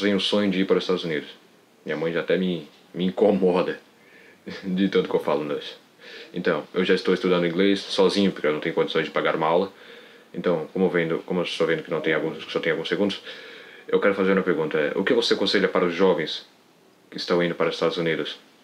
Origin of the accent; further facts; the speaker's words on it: Santa Catarina, Brazil; sou do estado de Santa Catarina